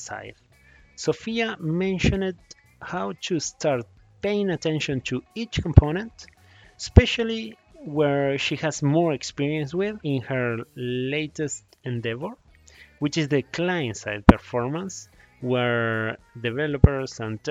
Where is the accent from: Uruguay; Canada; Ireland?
Uruguay; now in California, United States; I am from Uruguay, living in California